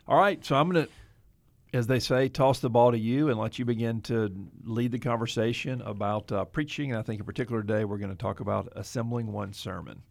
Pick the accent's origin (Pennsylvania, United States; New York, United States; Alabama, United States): Alabama, United States; Mobile; moved away; my hometown of Mobile, Alabama.